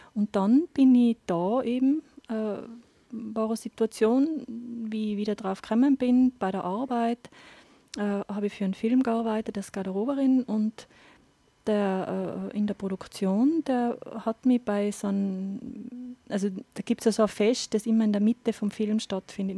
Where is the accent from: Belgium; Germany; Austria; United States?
Austria; Absam, Tyrol; moved away as an adult; also born or lived in Innsbruck / Linz / Barcelona; now in Inzersdorf, Austria; ich komme aus Tirol, bin eine äh, Hallerin, also Innsbruck-Land eigentlich. Bin ähm, jetzt aber schon über 20 Jahre